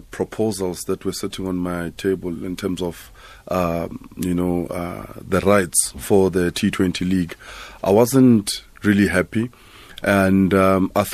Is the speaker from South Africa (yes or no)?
yes; South Africa; as a South African